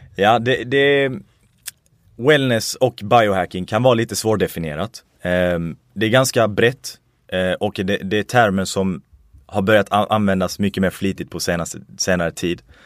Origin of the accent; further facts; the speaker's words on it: Sweden; mina föräldrar kommer faktiskt från Irak. Jag föddes i Sverige